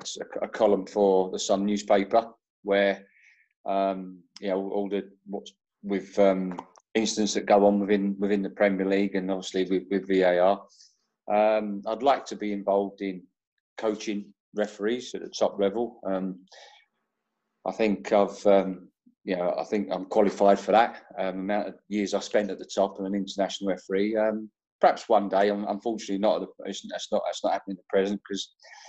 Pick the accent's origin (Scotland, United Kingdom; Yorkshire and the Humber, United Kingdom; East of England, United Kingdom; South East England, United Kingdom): East of England, United Kingdom; Welwyn Garden City; my hometown club, Welwyn Garden City.